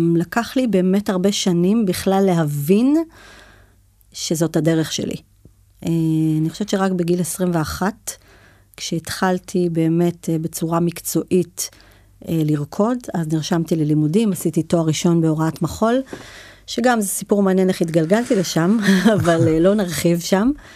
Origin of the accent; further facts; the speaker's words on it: Shlomi, Northern District, Israel; גדלתי כילדה בצפון הרחוק, בשלומי